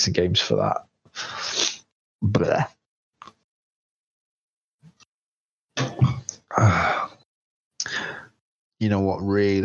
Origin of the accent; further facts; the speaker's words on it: England, United Kingdom; I'm English